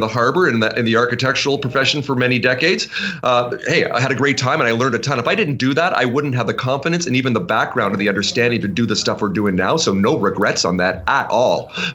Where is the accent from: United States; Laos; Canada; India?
Canada; Vancouver, British Columbia; we're from Vancouver